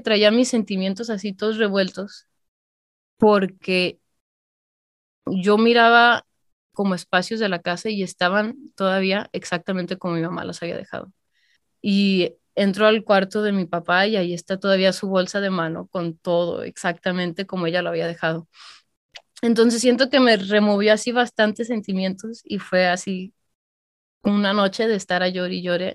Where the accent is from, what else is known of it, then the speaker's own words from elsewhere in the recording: Calvillo, Aguascalientes, Mexico; moved away; yo soy de Calvillo, Aguascalientes